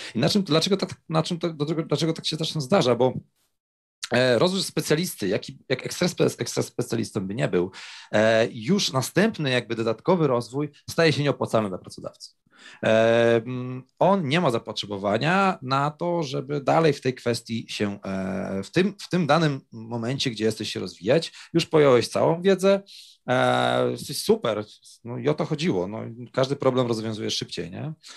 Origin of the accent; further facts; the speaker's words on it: Kraków, Lesser Poland, Poland; Ja akurat jestem, e, e, z Krakowa